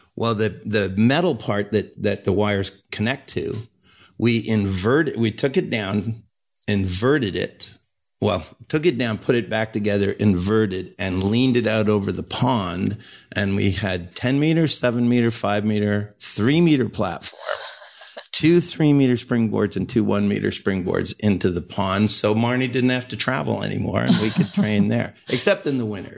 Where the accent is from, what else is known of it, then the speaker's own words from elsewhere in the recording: Ontario, Canada; also born or lived in Montreal / Calgary; in my home country